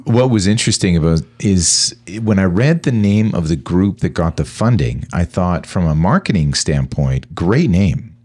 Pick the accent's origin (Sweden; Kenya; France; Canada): Canada; as a Canadian